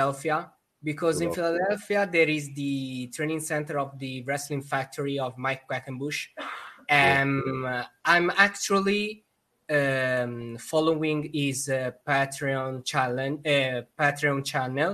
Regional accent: Tuscany, Italy; we are all of Tuscany

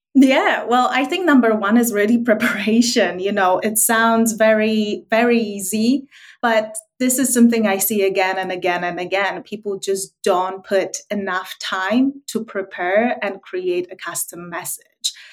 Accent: Wrocław, Lower Silesian Voivodeship, Poland; moved away as an adult; also born or lived in London; I grew up in Wrocław, which is southwest of okay. uh, Poland

